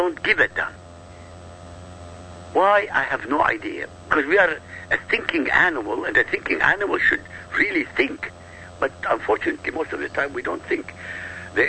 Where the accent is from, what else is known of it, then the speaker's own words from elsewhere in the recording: Iraq; moved away; I come from Iraq. I come from an Arab country. This is my heritage.